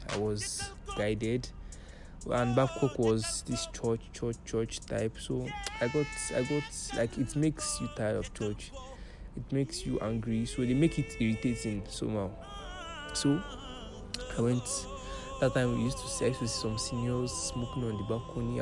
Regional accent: Lagos, Nigeria; growing up, I grew up in Lagos

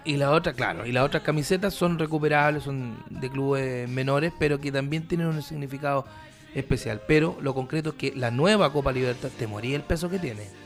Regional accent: Curicó, Maule, Chile; moved away as an adult; also born or lived in Calama; yo me fui a los 18 años de Curicó pero yo fui seleccionado de fútbol de Curicó, seleccionado interescolar

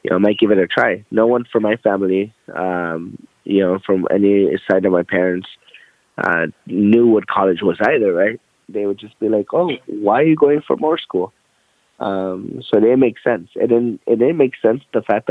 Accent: Los Angeles, California, United States; moved away as an adult; also born or lived in Inglewood, California; now in Austin, United States; I originally grew up in Mid-City, Los Angeles

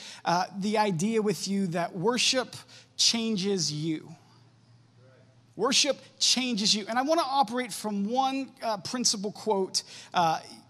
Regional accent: Warren, United States; moved away; also born or lived in Champion; I grew up in Warren and Champion. I actually graduated from Champion High School class of 2005

